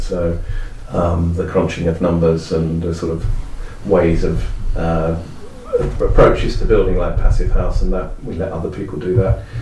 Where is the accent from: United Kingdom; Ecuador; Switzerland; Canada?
United Kingdom; Epping Forest, East of England; I come from Epping Forest